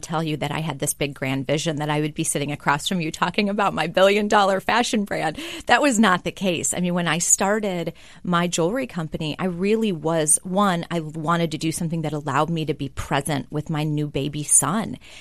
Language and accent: English; Kenosha, Wisconsin, United States; I grew up in Kenosha, Wisconsin